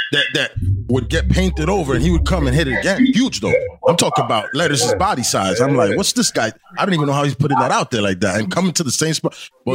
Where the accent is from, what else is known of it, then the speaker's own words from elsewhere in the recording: New Jersey, United States; I'm from Jersey.